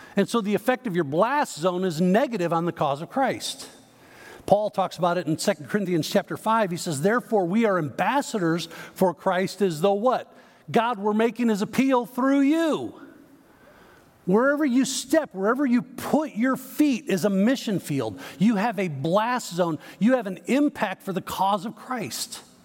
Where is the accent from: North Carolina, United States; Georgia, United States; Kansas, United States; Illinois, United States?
Illinois, United States; Chicago; now in Texas, United States; I grew up in the Chicago area